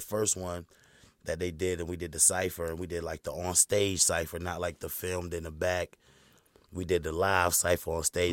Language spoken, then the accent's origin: English; Fuquay-Varina, North Carolina, United States; Fuquay, man. I'm from Carolina.